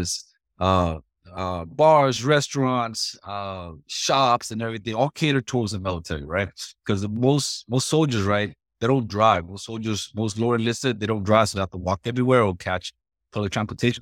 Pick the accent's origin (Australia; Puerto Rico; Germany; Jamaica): Puerto Rico; moved away; I'm originally from Puerto Rico